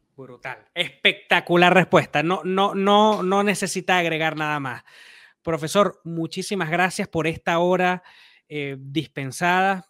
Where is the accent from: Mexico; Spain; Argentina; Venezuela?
Venezuela; yo soy venezolano